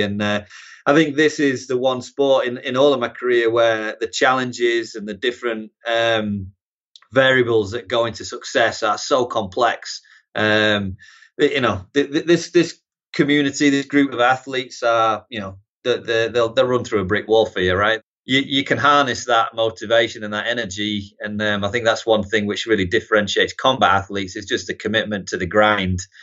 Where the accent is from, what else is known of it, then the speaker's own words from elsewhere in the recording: Harrogate, Yorkshire and the Humber, United Kingdom; moved away as an adult; also born or lived in Newcastle; now in United States; originally North Yorkshire, yeah, Harrogate, Knaresborough region, and then, uh, moved to Newcastle for college